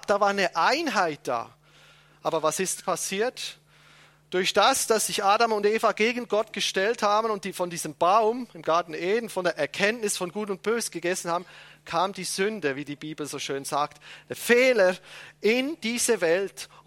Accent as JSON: {"language": "German", "country": "Switzerland", "said": "Entschuldigung, ich bin Schweizer, das fällt mir nicht so leicht."}